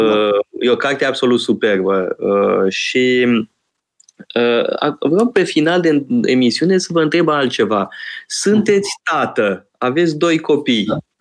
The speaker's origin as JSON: {"language": "Romanian", "country": "Romania", "tie": "born or raised there", "said": "măcar eu am crescut în România"}